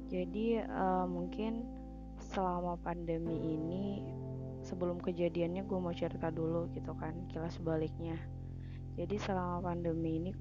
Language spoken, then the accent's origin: Indonesian; Sulawesi, Indonesia; kan ceritanya gue dari Sulawesi kan kuliah di Unsri.